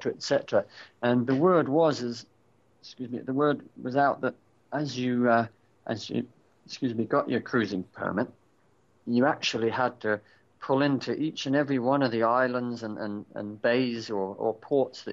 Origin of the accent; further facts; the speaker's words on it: Australia; moved away; I was born in Australia myself, so I've got dual nationality, a British and an Australian passport